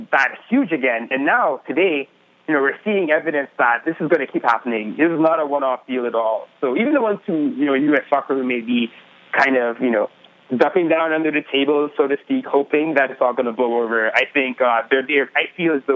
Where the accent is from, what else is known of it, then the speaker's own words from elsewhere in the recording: Trinidad & Tobago; I grew up in the Caribbean